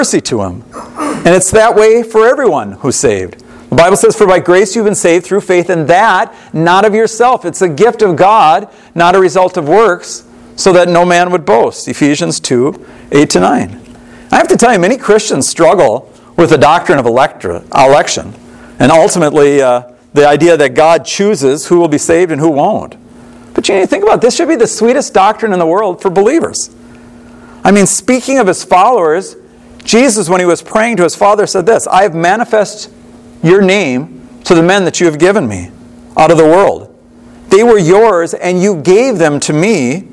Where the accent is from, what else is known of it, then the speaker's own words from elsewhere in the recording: Monticello, Minnesota, United States; I grew up outside of Monticello, Minnesota